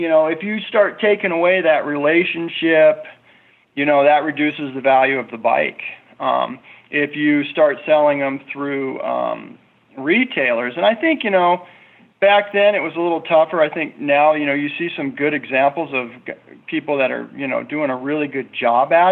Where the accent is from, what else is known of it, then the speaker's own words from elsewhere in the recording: United States; as an American person